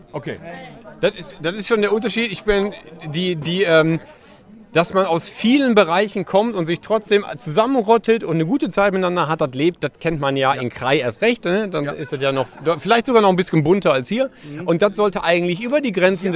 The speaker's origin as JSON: {"language": "German", "town": "Essen", "region": "North Rhine-Westphalia", "country": "Germany", "tie": "born or raised there", "said": "in meiner alten Heimat Essen-Stehle"}